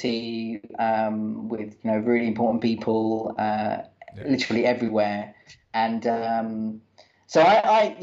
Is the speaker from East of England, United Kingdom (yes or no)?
yes; Watford, East of England, United Kingdom; I'm from Watford